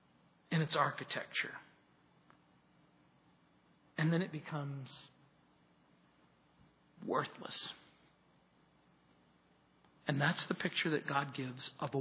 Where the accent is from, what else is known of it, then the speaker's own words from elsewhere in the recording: New Orleans, Louisiana, United States; I come from New Orleans